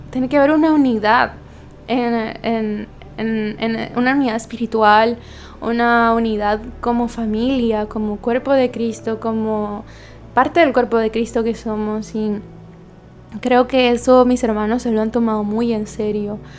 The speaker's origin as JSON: {"language": "Spanish", "country": "Guatemala", "lives_now": "Santo Domingo, Dominican Republic", "said": "Como ustedes saben, yo soy guatemalteca, pero resido en Santo Domingo."}